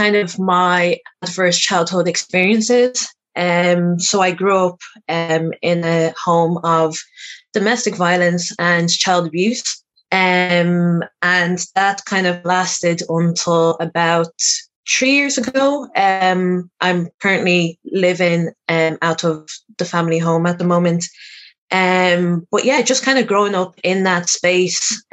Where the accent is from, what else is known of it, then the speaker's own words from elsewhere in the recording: Dublin, Leinster, Ireland; I am born and raised in Dublin with a family of four siblings altogether